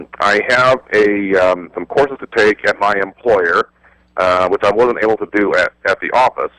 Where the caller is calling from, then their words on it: Phoenix, Arizona, United States; Phoenix, Arizona.